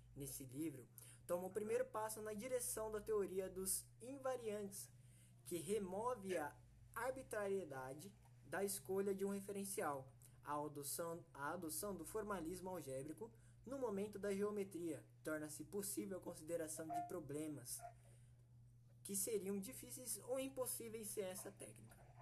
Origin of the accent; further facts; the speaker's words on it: São Paulo, Brazil; now in Panorama, Brazil; sou da cidade de Panorama, né? Mas eu nasci em São Paulo.